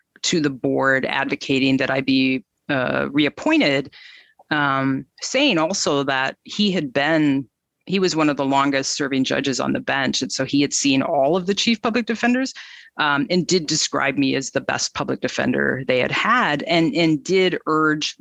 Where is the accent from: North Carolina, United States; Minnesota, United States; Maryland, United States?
Minnesota, United States; I was born in Minnesota. I've lived in Minneapolis since college many, many years ago